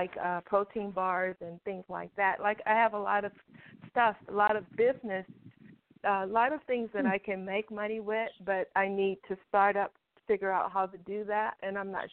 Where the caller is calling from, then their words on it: Los Angeles, California, United States; Thank you for taking my call. Los Angeles.